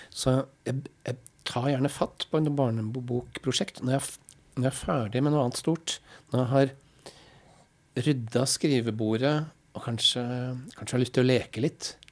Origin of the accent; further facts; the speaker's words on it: Halden, Østfold, Norway; now in Oslo, Norway; Men hvis jeg sier jeg er fra Halden, så kjennes ikke det heller helt riktig ut. For jeg